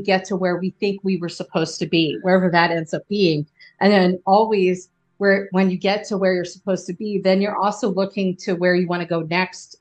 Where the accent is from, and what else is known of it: United States